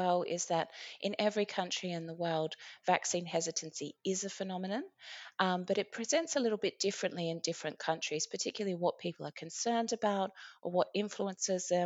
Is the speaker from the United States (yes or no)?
no; Australia; now in Iceland; my home country of Australia